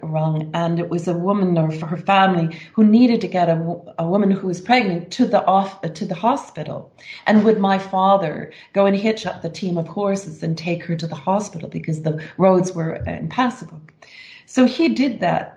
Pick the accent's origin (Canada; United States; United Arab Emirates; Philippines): Canada; Morden, Manitoba; my childhood growing up in Morden, Manitoba, in a rural community